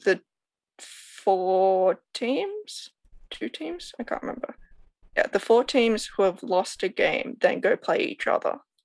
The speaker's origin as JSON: {"language": "English", "town": "Sydney", "region": "New South Wales", "country": "Australia", "said": "I am from Sydney, Australia"}